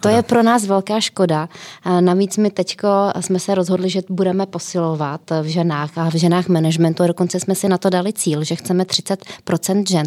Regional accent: Plzeň, Plzeň Region, Czechia; moved away as an adult; also born or lived in Prague; já jsem byla z Plzně, e, šla jsem do Prahy

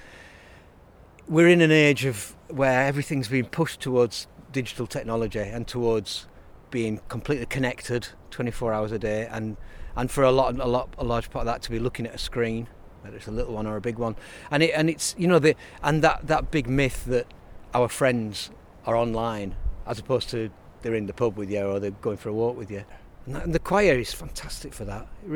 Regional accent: Burnley, North West England, United Kingdom; moved away as an adult; now in Leeds, United Kingdom; I'm from Lancashire, I'm from Burnley

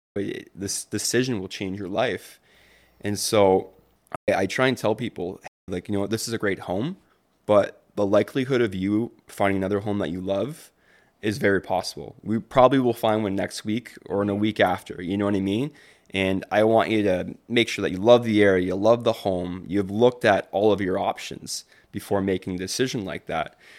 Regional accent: Windsor, Ontario, Canada; I was raised in Windsor, Ontario

